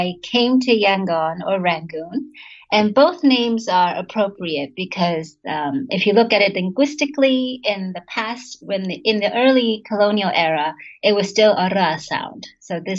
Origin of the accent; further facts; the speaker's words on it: United States; also born or lived in Quanzhou, Fujian, China (ancestral); I'm Taiwanese American